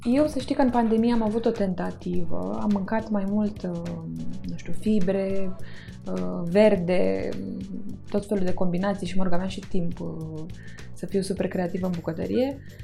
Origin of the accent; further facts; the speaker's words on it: Constanța, Constanța County, Romania; moved away; în Constanța, cartierul unde eram